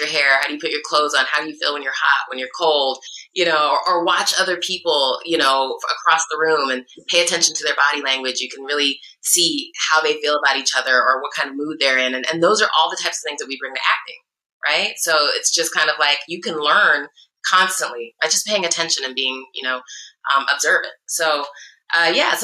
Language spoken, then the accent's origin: English; Iowa, United States; also born or lived in Chicago; now in California, United States; I was in Chicago at the time, and I'm from Iowa originally. So I'm a little Midwestern girl